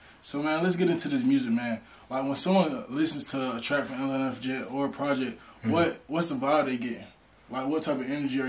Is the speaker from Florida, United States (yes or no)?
yes; Fort Lauderdale, Florida, United States; now in Atlanta, United States; I'm originally from Fort Lauderdale. So when I did first move here